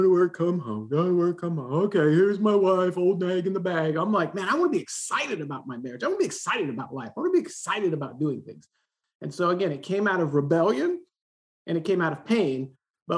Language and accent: English; Southern California, United States; I grew up here in Southern California.